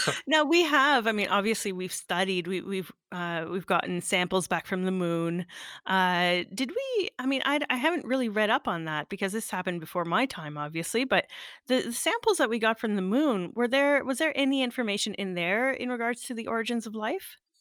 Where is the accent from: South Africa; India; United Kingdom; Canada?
Canada; Sudbury, Ontario; moved away; my hometown